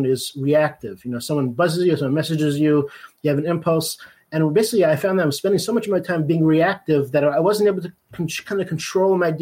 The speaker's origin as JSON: {"language": "English", "town": "Los Angeles", "region": "California", "country": "United States", "tie": "born or raised there", "moved": "as an adult", "lives_now": "Baltimore, United States", "said": "I live in Baltimore, Maryland. I grew up in Los Angeles, California, but, you know, I migrated here for school and got married, settled down here"}